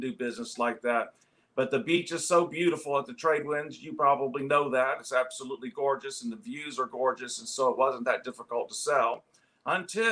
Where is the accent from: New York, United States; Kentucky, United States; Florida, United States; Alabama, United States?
Florida, United States; St. Petersburg; moved away as an adult; also born or lived in Columbia, South Carolina / Dallas, Texas; I was born and raised in St. Petersburg, Florida